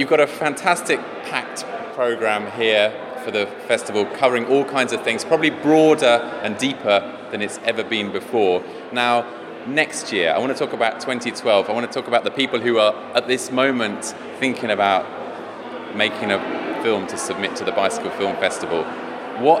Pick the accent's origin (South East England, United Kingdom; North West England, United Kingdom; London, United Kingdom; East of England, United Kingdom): London, United Kingdom; I'm a Londoner